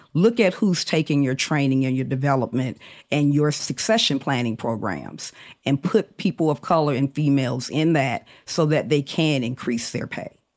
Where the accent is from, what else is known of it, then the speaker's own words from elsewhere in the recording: Birmingham, Alabama, United States; I grew up in Birmingham, Alabama in the 70s.